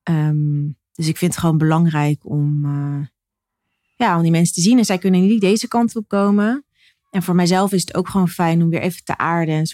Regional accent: Rotterdam, South Holland, Netherlands; ik ben een geboren en getogen Rotterdammer met eh, ouders uit Drenthe en Sierra Leone, West-Afrika.

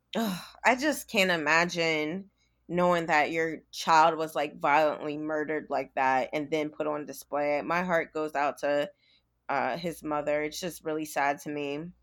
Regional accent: Virginia, United States; I am from Virginia.

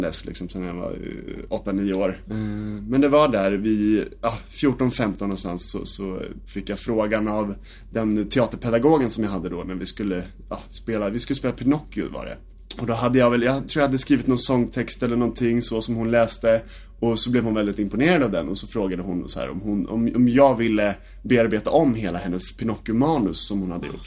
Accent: Nynäshamn, Stockholm County, Sweden; jag är född och uppvuxen i Nynäshamn

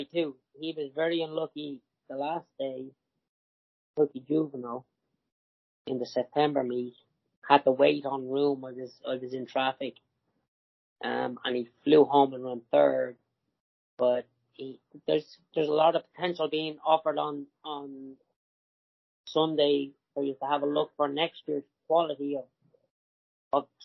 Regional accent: County Dublin, Leinster, Ireland; moved away as an adult; now in United States; I'm from County Dublin

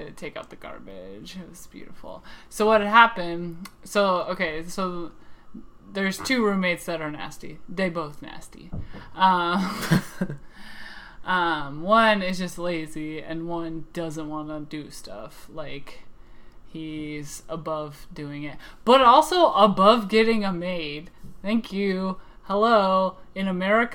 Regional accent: Midwest, United States; accent: Midwestern; my Midwestern accent

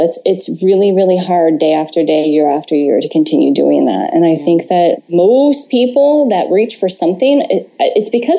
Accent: Atascadero, California, United States; I grew up in Atascadero, California

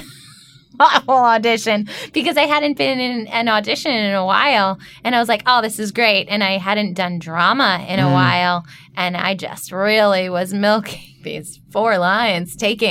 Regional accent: New York, United States

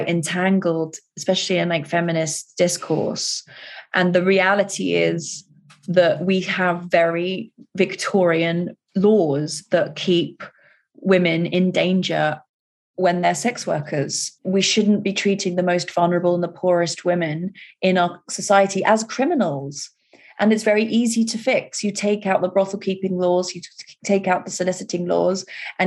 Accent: London, United Kingdom; just being a Londoner, and just walking the streets, you know, as a teenager and as a schoolgirl

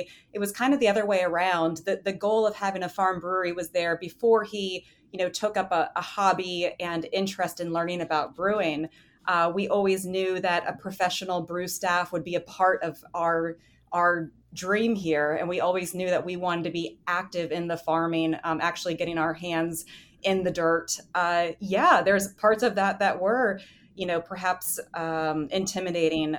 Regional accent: West Virginia, United States; moved away as an adult; also born or lived in Berlin, Germany / Munich, Germany; I'm originally from West Virginia. I grew up in a rural area

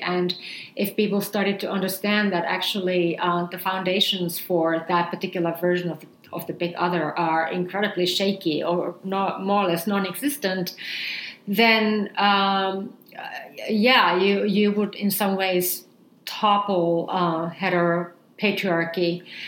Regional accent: Finland; when I was growing up in Finland

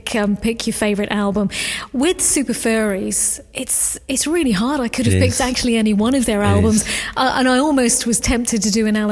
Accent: Llandrindod Wells, Wales, United Kingdom; also born or lived in Aberystwyth; I was from Llandrindod, Wales. It was a very quiet place to grow up.

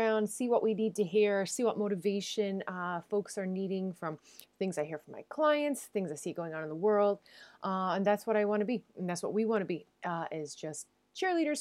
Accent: Newfoundland and Labrador, Canada; now in Netherlands; I'm a Newfoundlander and a Canadian

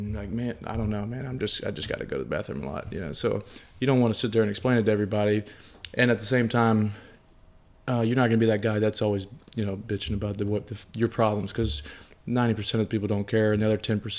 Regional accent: New Orleans, Louisiana, United States; I grew up in New Orleans, so my diet has never been good.

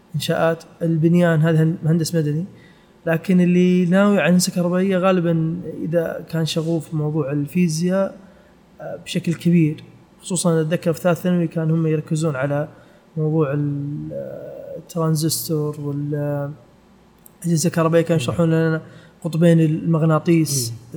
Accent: Saudi Arabia; also born or lived in Canada / United Kingdom; احنا في السعوديه

